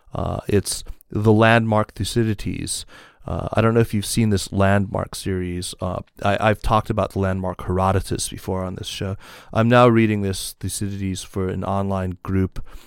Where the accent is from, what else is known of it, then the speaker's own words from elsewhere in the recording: Tucson, Arizona, United States; my hometown of Tucson, Arizona.